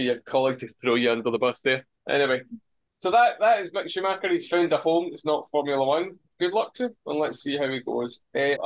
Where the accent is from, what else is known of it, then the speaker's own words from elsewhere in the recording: Scotland, United Kingdom; I'm Scottish